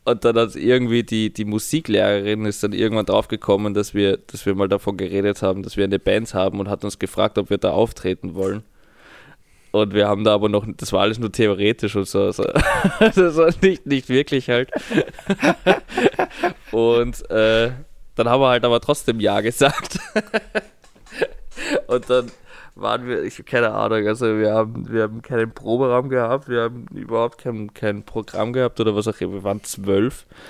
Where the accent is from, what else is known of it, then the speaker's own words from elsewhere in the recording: Vienna, Austria; in Wien